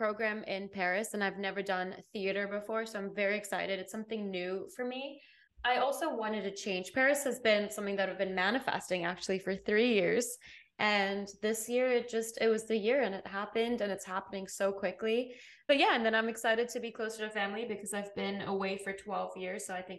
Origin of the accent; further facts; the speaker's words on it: England, United Kingdom; moved away as an adult; also born or lived in Botswana; now in United States; I'm from England. I grew up in England and Botswana, so I didn't have an American accent, but I would practice in the shower. I came here for university 12 years ago.